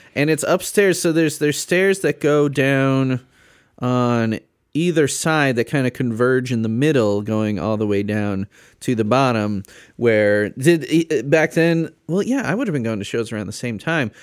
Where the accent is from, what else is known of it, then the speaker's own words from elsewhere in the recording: Chicago suburbs, Illinois, United States; I grew up in the Chicago suburbs